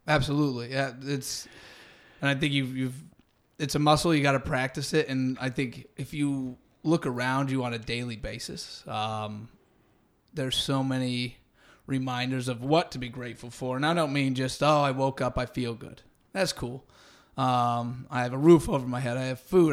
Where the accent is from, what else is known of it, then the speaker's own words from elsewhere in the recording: Santa Rosa, California, United States; moved away as an adult; also born or lived in Los Angeles; now in Venice, Los Angeles, United States; I'm from Northern California originally